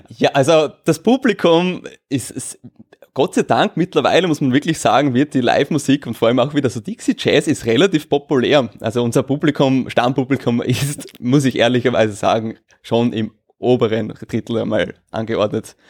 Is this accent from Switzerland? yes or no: no; Austria; Bei uns in Österreich